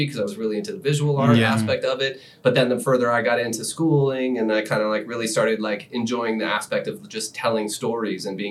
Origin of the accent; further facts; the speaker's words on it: Maine, United States; I grew up in Maine